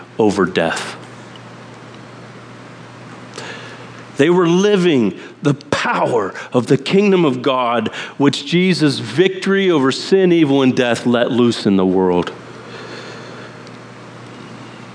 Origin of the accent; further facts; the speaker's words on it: Amish country in Pennsylvania, United States; moved away; I grew up in Amish country in Pennsylvania